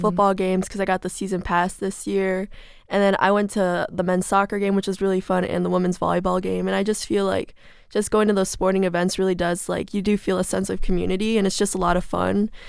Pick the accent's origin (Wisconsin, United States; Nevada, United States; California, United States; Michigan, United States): Michigan, United States; South Lyon; I'm from South Lime, Michigan, which is about fifty minutes from here